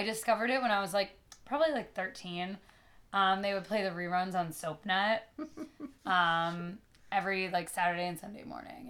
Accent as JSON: {"language": "English", "region": "New Jersey", "country": "United States", "tie": "born or raised there", "said": "it's not the Jersey I grew up in."}